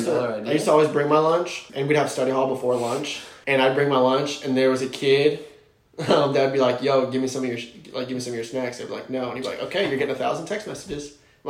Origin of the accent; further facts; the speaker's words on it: Florida, United States; growing up in Florida, I was always in the ocean